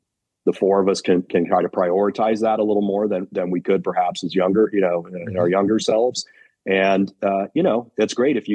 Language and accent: English; Los Angeles, California, United States; now in New Jersey, United States; So I and the rest of the band, we're all from Los Angeles